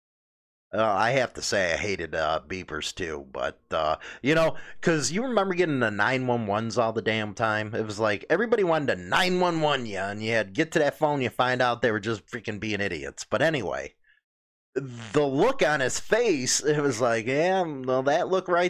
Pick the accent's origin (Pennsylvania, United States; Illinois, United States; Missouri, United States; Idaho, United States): Illinois, United States; Chicago; the neighborhood that I grew up in Chicago